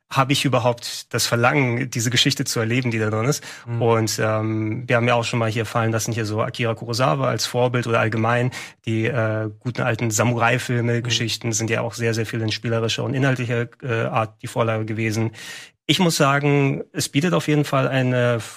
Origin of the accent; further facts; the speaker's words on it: Attica, Greece; ich fand es eben schön, dass du wirklich eine Handvoll Kilometer zwischen Athen und meinem Heimatdorf hast